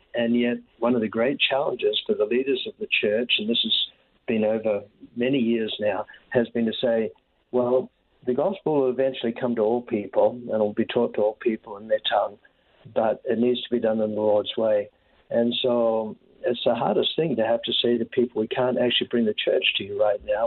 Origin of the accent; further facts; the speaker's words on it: New Zealand; moved away as an adult; when I was very young uh, in New Zealand, I think the experiences of growing up in the Pacific